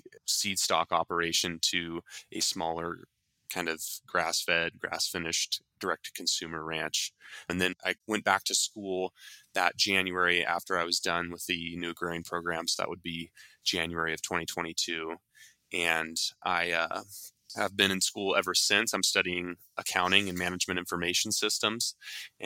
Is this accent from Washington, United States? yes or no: yes; Western Washington, United States; moved away; I grew up in Western Washington, kind of in a very suburban neighborhood